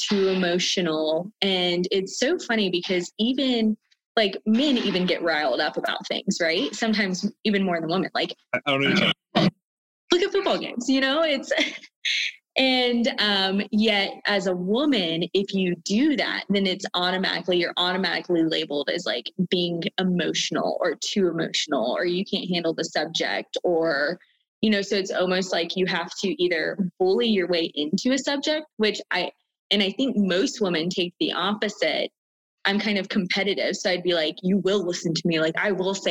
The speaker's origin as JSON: {"language": "English", "region": "the South", "country": "United States", "tie": "born or raised there", "said": "growing up in the South"}